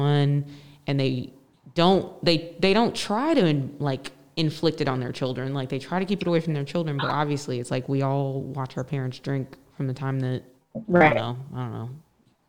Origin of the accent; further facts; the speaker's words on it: United States; being American